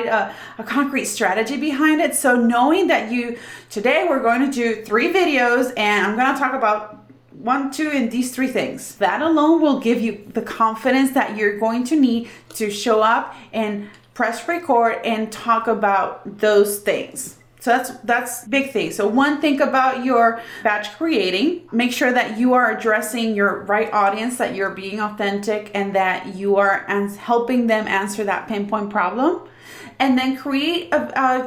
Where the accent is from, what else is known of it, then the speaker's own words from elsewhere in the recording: Puerto Rico; I'm from Puerto Rico